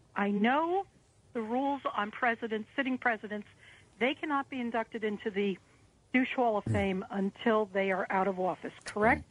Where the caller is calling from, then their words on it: Pennsylvania, United States; I'm calling from Pennsylvania.